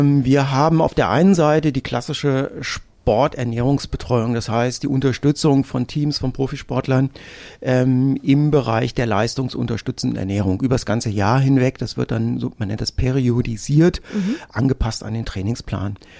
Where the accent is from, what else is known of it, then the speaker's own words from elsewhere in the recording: North Hesse, Germany; ich bin in Nordhessen groß geworden